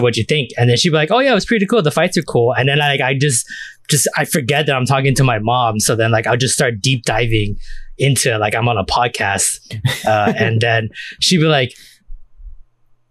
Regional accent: United States; for us growing up in the States

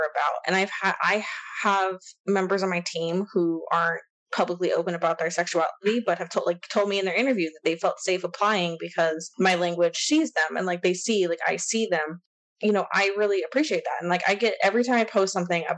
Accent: Texas, United States; growing up in Texas, it's very like conservative and religious. And I went to high school in like a tiny town

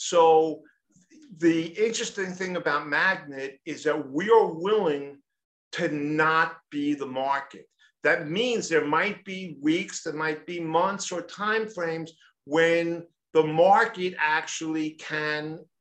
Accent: New York City, New York, United States; I'm from New York City.

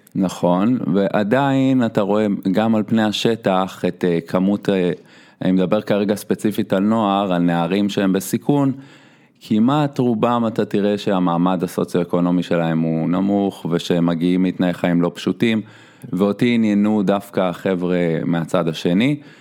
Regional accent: Petah Tikva, Central District, Israel; אני מגיע מפתח תקווה

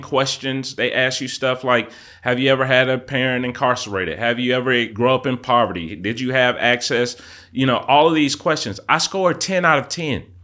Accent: Atlanta, Georgia, United States; I literally grew up on the streets of Atlanta, Southwest Atlanta

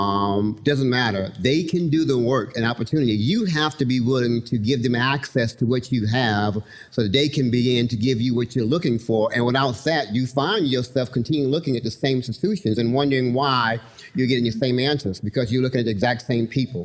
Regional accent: Houston, Texas, United States; I grew up in Houston in Third Ward

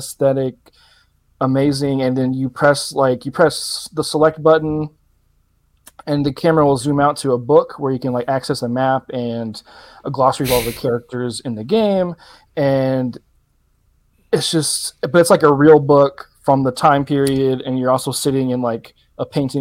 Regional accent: the South, United States; I'm from the South. I'm from an area similar to this

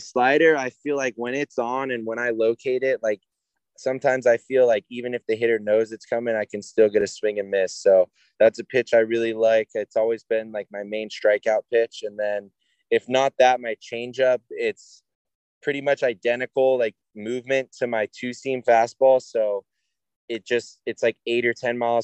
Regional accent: Oceanside, California, United States; I grew up in Oceanside, hour and a half away

